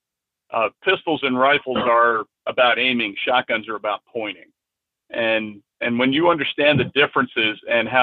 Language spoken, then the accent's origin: English; Middletown, New York, United States; also born or lived in Yonkers, New York; I was born in Yonkers and raised in Middletown, which Middletown, New York at the time was quite a rural area